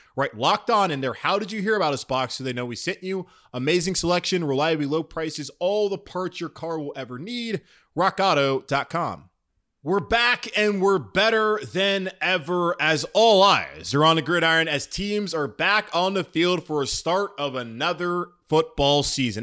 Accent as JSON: {"language": "English", "town": "Charlotte", "region": "North Carolina", "country": "United States", "tie": "born or raised there", "said": "my hometown city of here of Charlotte"}